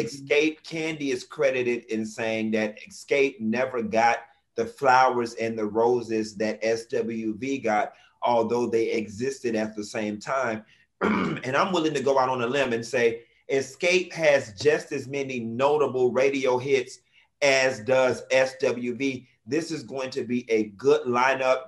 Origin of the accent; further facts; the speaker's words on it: Miami, Florida, United States; as somebody who's born and raised in Miami